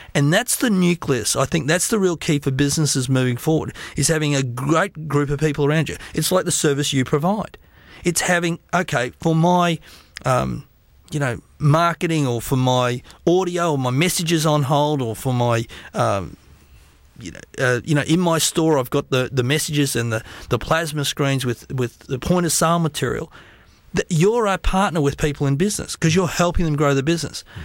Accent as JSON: {"language": "English", "country": "Australia", "said": "I'm an Australian"}